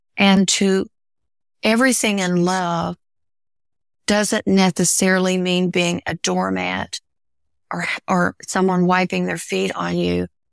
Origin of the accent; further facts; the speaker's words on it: the Ozarks, United States; growing up in the Ozarks, growing up a hillbilly